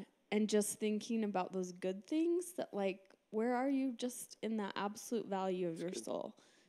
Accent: Utah, United States; moved away; also born or lived in Brazil; I was living in Brazil a few years ago. I was from Utah, and then I moved here.

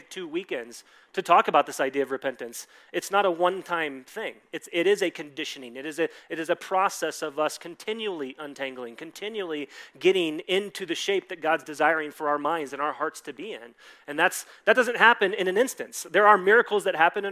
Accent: Dallas, Texas, United States; I grew up in Dallas, Texas

